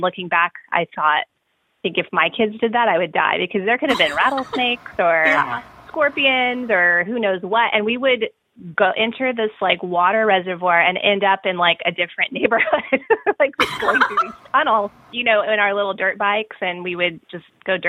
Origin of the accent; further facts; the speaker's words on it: El Paso, Texas, United States; I grew up in El Paso, Texas, which is the westernmost point of Texas, and it borders Juarez, Mexico